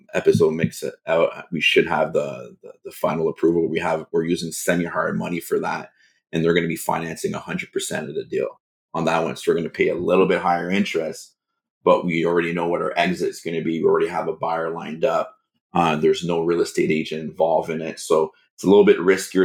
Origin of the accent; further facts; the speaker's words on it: Canada; as a Canadian